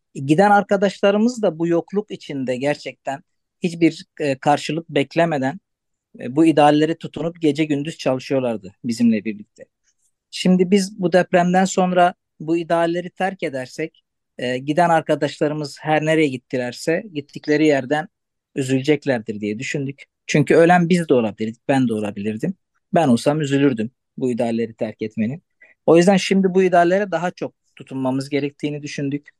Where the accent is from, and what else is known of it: Antakya, Hatay, Turkey; first language Arabic; Turkish is a second language